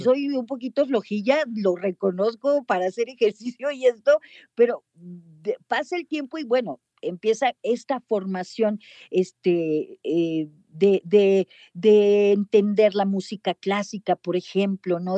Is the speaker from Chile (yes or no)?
no; Mexico; accent: Mexican; also born or lived in United States; yo hablaba inglés, pero, pero pues mexicano